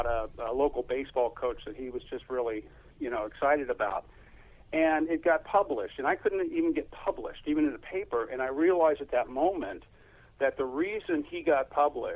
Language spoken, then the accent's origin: English; Los Angeles, California, United States; I was born and raised in the South Bay